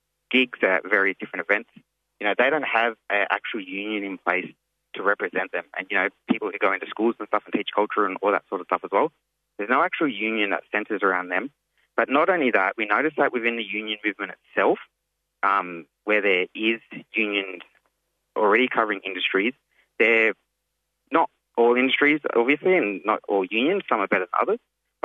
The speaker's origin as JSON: {"language": "English", "area": "Wandi Wandian country", "region": "south coast of New South Wales", "country": "Australia", "said": "Yeah, so I'm a TO from Wanniwandi in country up in the UN Nation. It's on the south coast of New South Wales, about a three-hour drive or so south of Sydney."}